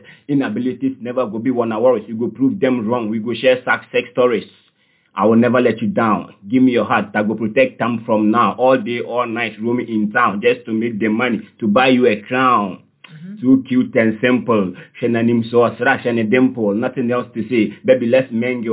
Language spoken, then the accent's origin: English; Nkawkaw, Eastern Region, Ghana; moved away; also born or lived in Cape Coast; I grew up in Koko, in the eastern region. Okay. That is Kwau